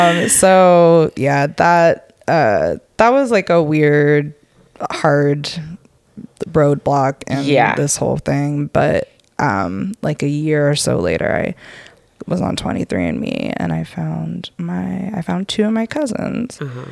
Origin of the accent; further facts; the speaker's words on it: Atlanta, Georgia, United States; born there; I was born in Atlanta.